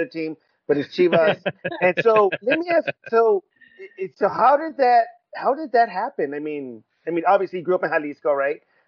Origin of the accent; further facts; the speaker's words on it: Riverside, California, United States; I'm from Rubido, from Riverside